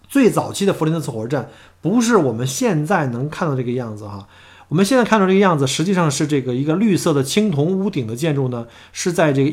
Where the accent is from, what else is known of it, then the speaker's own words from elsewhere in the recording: Melbourne, Victoria, Australia; 所以呢，一直到现在呢，“Mimi under the clocks” 都是我们墨尔本人的一个特别的一个约会的一个用语啊。